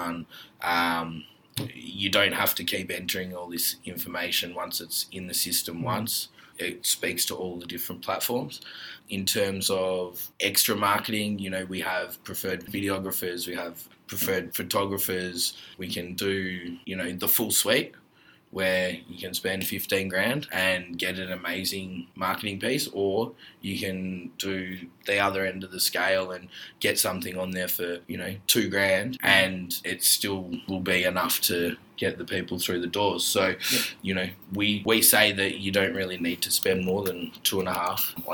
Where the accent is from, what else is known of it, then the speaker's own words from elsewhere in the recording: Melbourne, Victoria, Australia; I grew up in Ormond, Bentley, Brighton, Hampton